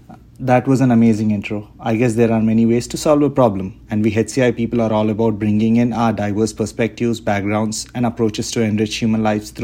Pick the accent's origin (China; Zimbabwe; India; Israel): India; I come from India